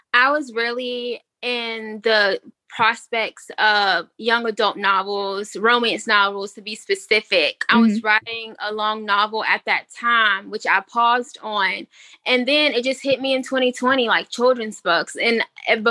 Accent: Greensboro, North Carolina, United States; I'm from Greensboro, North Carolina

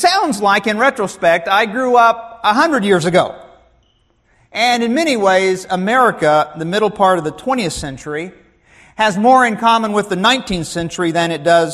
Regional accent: Joplin, Missouri, United States; Growing up in Joplin, Missouri

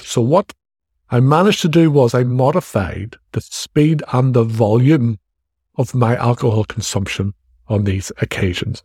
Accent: Ireland; accent: Irish; as you can probably tell from my accent, I, I'm in Ireland

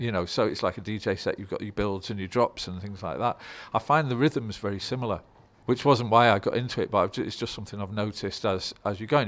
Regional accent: Stockport, North West England, United Kingdom; I grew up in Stockport

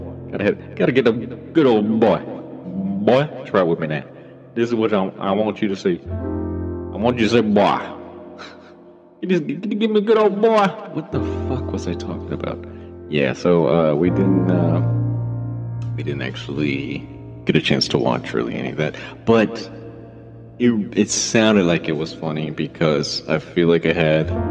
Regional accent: Texas, United States; moved away; growing up in Texas

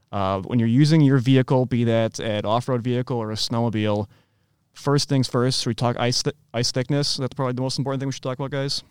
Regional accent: Midwest, United States; I'm a Midwesterner through and through

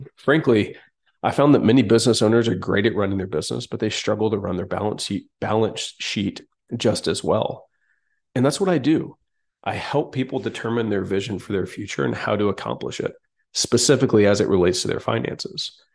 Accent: Atlanta, Georgia, United States; I grew up in Atlanta

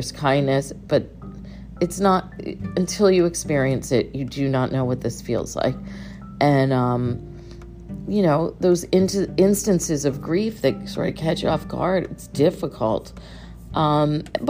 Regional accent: Connecticut, United States; moved away; I moved away from Connecticut a long time ago, so I sort of lost that identity. But didn't when I went back to Connecticut

